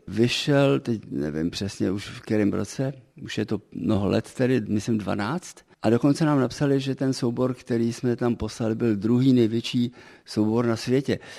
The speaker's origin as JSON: {"language": "Czech", "region": "Prague", "country": "Czechia", "tie": "born or raised there", "also_born_or_lived": "Africa", "moved": "as an adult", "lives_now": "Český Krumlov, Czech Republic", "said": "původem jsem skutečně Pražák tedy, Smíchovák, cítím se stále ještě pořád jako Pražák"}